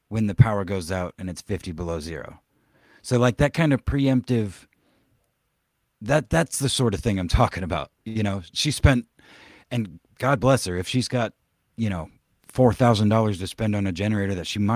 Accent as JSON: {"language": "English", "region": "Oklahoma", "country": "United States", "tie": "born or raised there", "moved": "yes", "said": "when I was growing up in Oklahoma"}